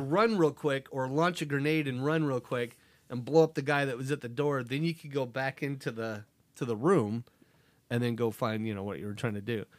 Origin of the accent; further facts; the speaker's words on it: Nebraska, United States; We grew up in Nebraska